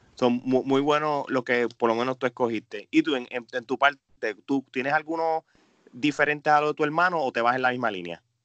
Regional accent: Puerto Rico; nosotros somos puertorriqueños

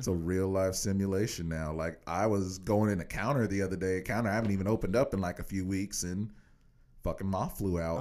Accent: Kansas, United States; I'm from Kansas

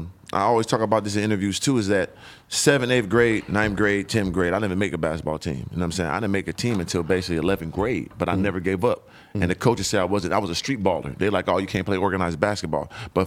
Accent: San Diego, California, United States; also born or lived in Atlanta / Illinois / Phoenix; now in Los Angeles, United States; I grew up in San Diego. Then I went to like a junior college in Atlanta.

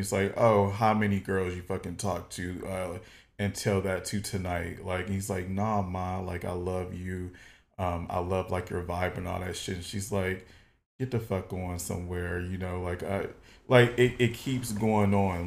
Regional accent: Detroit, Michigan, United States; moved away; I'm originally from Detroit, Michigan

